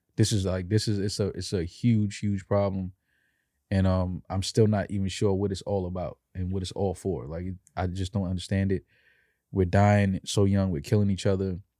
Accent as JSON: {"language": "English", "town": "New York City", "region": "New York", "country": "United States", "tie": "born or raised there", "said": "growing up in New York"}